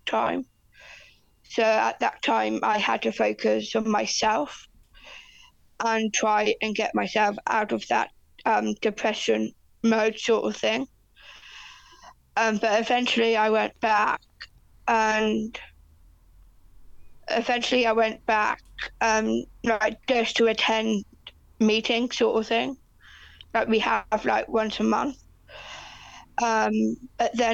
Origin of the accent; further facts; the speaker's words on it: England, United Kingdom; moved away as an adult; now in Christchurch, New Zealand; I am from Christchurch, New Zealand, originally from England. So I've been living in New Zealand over 15 years now.